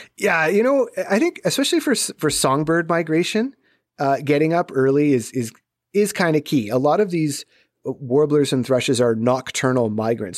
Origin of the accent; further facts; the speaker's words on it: Southern Ontario, Canada; growing up in Southern Ontario